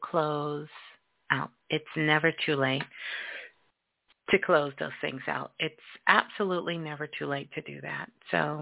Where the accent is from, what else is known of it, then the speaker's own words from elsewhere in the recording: New York, United States; I grew up in New York, and so did my mom